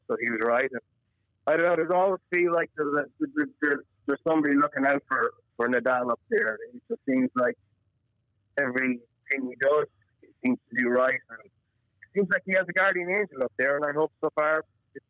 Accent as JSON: {"language": "English", "town": "Kilkenny", "region": "Leinster", "country": "Ireland", "tie": "born or raised there", "also_born_or_lived": "Limerick, Ireland", "moved": "as an adult", "lives_now": "Kentucky, United States", "said": "I grew up in Ireland, in Kilkenny"}